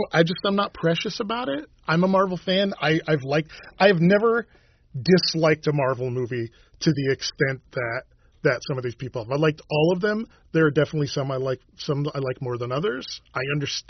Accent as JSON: {"language": "English", "town": "Victor", "region": "New York", "country": "United States", "said": "I'm from Victor"}